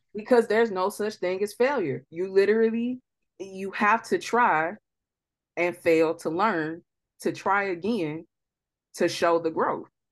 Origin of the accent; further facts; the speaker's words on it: St. Louis, Missouri, United States; we're from Saint Louis